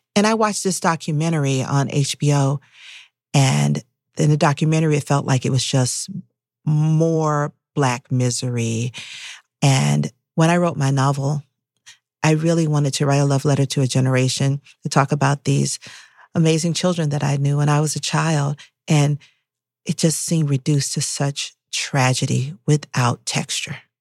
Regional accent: Atlanta, Georgia, United States; I was growing up in Atlanta, Atlanta was hyper-segregated

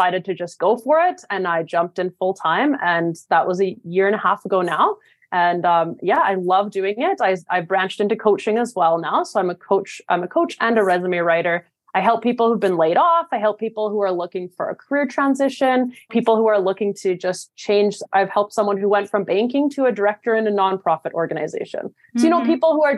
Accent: Canada; now in New York, United States; I'm from Canada.

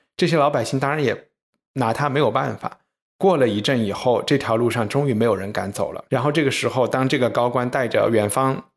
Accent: China; 作为中国人

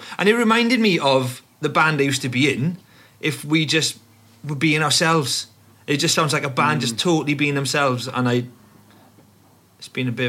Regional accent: Wales, United Kingdom; I live in West Wales

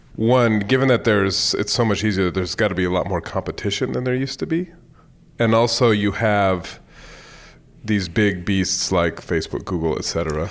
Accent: Bay Area, California, United States; moved away as an adult; I grew up in the Bay Area

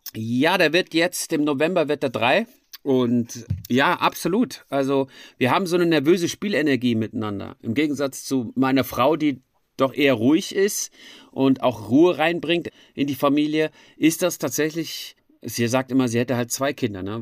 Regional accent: Frankfurt am Main, Hesse, Germany; moved away as an adult; now in Switzerland; in Frankfurt am Main gemacht, wo ich aufgewachsen bin

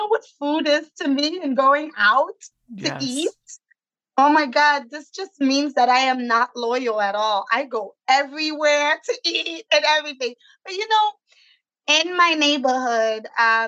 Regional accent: New York City, New York, United States; also born or lived in Haiti; I've been in New York since I was 6 years old

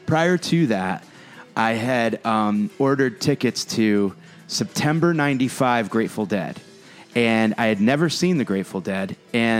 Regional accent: New Haven, Connecticut, United States; I grew up right outside New Haven, mm-hmm. Connecticut

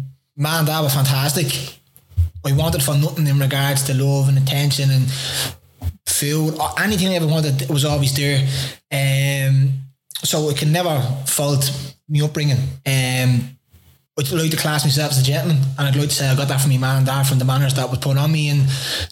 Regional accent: Dublin, Ireland; I'm from Henrietta Shree Flats.

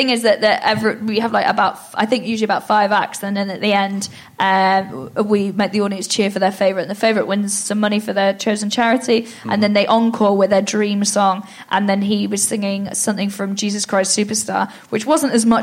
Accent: Wales, United Kingdom; I'm Welsh as well

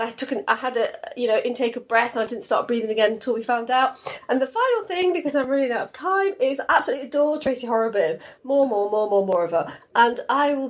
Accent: Cardiff, Wales, United Kingdom; I'm from Rubina in Cardiff

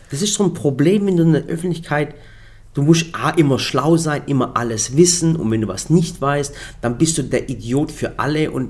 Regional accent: Germany; wenn wir zum Beispiel im, in Deut, im, im Ausland sind und sagen, wir kommen aus Deutschland.

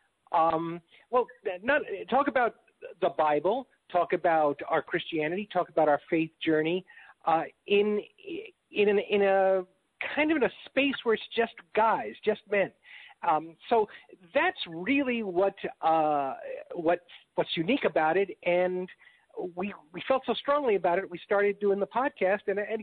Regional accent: New York, United States; also born or lived in Chicago; now in Texas, United States; I'm from New York

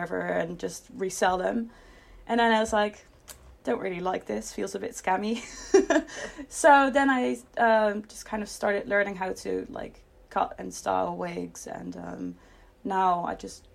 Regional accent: near Rotterdam, South Holland, Netherlands; now in England; I'm from the Netherlands

